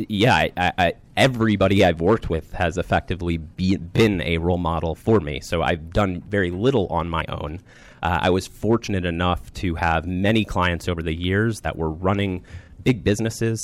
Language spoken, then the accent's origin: English; Rockville, Maryland, United States; I grew up in the Rockville, Maryland area.